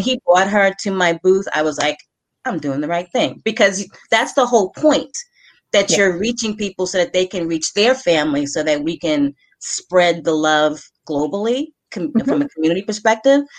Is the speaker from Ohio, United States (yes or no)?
no; New York, United States; I'm from New York